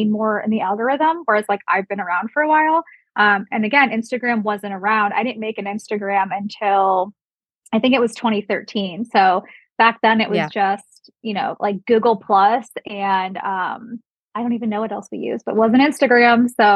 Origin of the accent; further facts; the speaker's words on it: Solon, Ohio, United States; moved away as an adult; I grew up in Solon, which is a suburb